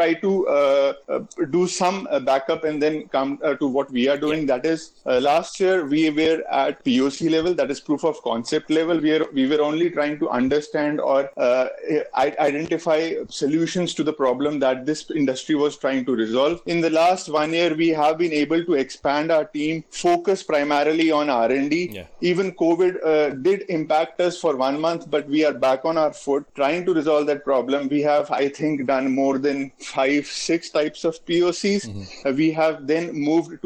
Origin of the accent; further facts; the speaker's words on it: India; being an Indian